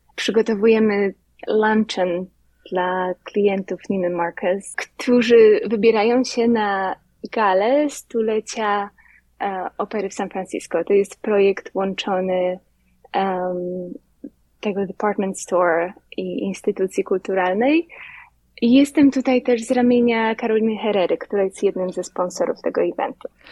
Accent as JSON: {"language": "Polish", "town": "Lubawa", "region": "Warmian-Masurian Voivodeship", "country": "Poland", "moved": "as an adult", "lives_now": "New York, United States", "said": "Pochodzę z Lubawy, z małego miasteczka na pograniczu Mazur i Pomorza"}